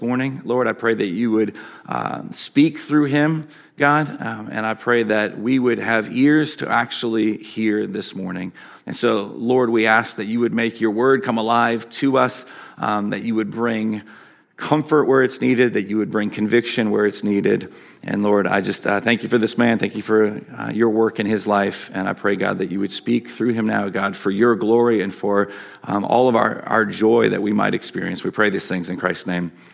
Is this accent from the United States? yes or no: yes; Michigan, United States; accent: Michigan; my Michigan accent